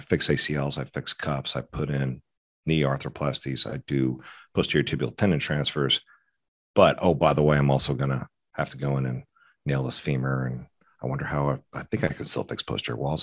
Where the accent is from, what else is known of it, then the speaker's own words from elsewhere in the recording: Atlanta, Georgia, United States; also born or lived in Fort Collins, Colorado; I grew up in Atlanta